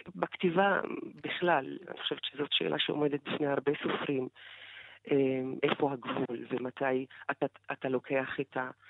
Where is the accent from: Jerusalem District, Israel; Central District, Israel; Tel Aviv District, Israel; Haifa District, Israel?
Haifa District, Israel; unrecognized Bedouin village near Haifa; איפה אני גדלתי בכלל, איזה זהות ישראלית יש לי כשאני גרה בכפר לא מוכר, בצריף, ללא חשמל